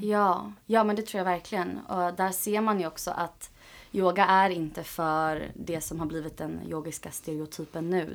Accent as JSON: {"language": "Swedish", "town": "Åkersberga", "region": "Stockholm County", "country": "Sweden", "said": "jag är ju från Sverige, mm. från mm. Åkersberga"}